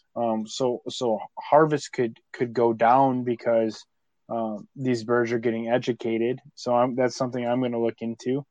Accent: New York, United States; I'm from New York

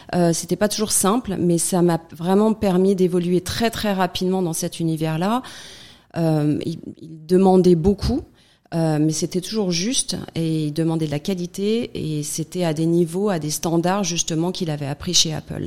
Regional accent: France; now in United States; en tant que Française vivant en France

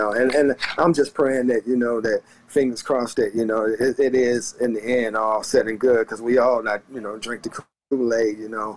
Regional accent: the South, United States; I grew up in the South

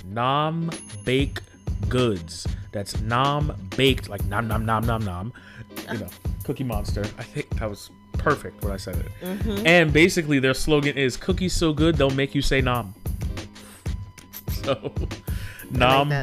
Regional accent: New York City, New York, United States; as a New Yorker, especially growing up in the Bronx

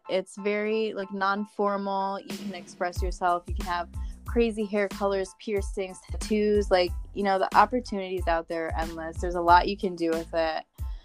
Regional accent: Connecticut, United States; I'm from Connecticut

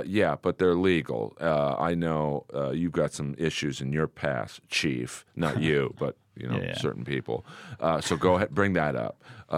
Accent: Los Angeles, California, United States; I grew up in Bel Air.

